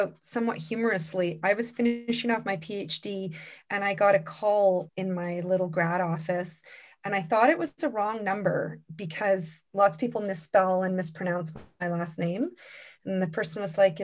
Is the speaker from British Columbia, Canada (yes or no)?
yes; Port Clements, British Columbia, Canada; also born or lived in Queen Charlotte City, British Columbia; I grew up on Haida Gwaii in Port Clements